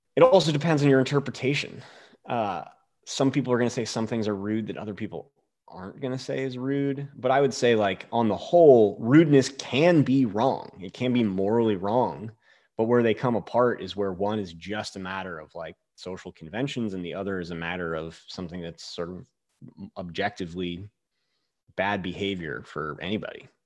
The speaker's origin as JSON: {"language": "English", "region": "Northeast", "country": "United States", "tie": "born or raised there", "also_born_or_lived": "Boulder, Colorado / Leadville, Colorado", "moved": "as an adult", "lives_now": "Alaska, United States", "said": "I grew up in the Northeast."}